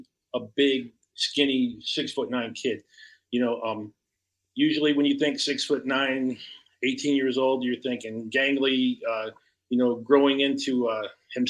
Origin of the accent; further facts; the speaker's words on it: Chicago, Illinois, United States; moved away as an adult; now in the Carolinas, United States; I was born and raised in the Chicago area, and I came down to the Carolinas